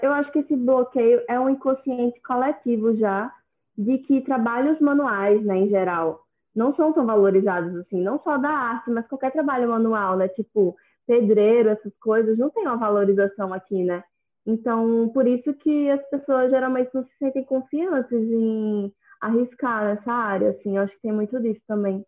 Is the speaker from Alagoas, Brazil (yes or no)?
yes; Maceió, Alagoas, Brazil; sou de Maceió, Alagoas